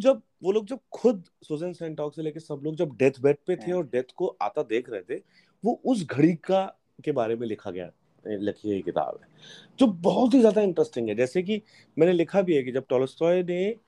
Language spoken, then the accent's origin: Hindi; Hoshangabad, Madhya Pradesh, India; also born or lived in Kashmir; मैं होशंगाबाद में पला बड़ा हूँ कश्मीर में पैदा हुआ हूँ